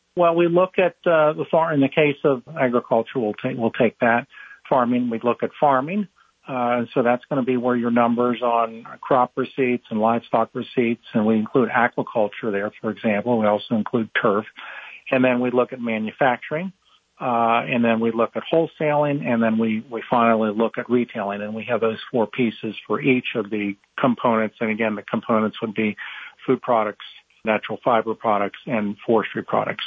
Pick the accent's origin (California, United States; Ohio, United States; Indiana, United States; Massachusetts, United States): Ohio, United States; Cincinnati; moved away as an adult; also born or lived in Ithaca, New York; now in Raleigh, United States; I am uh, a native of Ohio, Cincinnati, uh, my hometown